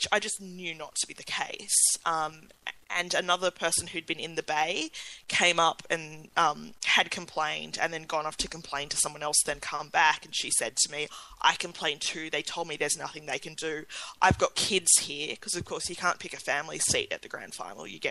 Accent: Wollongong, New South Wales, Australia; I grew up in Wollongong, grew up in rugby league and cricket

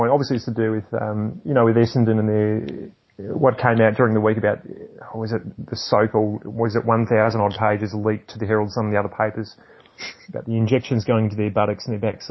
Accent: New Zealand; accent: New Zealand; Um, I don't know how I'm going to go with my New Zealand accent tonight.

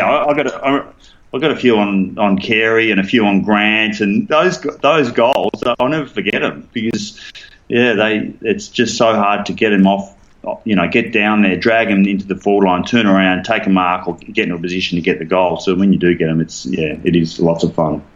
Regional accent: Fremantle, Western Australia, Australia; moved away as an adult; I grew up playing in the South Fremantle, so I played senior footy for South Fremantle

